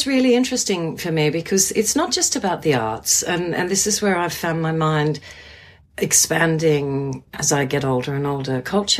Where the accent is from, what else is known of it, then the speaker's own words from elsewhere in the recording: Australia; also born or lived in New Zealand; now in London, United Kingdom; I am an Australian and Kiwi living in London.